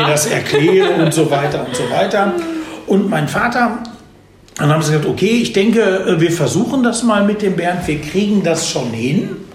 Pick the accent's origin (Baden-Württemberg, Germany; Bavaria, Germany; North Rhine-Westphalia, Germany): North Rhine-Westphalia, Germany; Dortmund; also born or lived in Hagen; ich komme aus Dortmund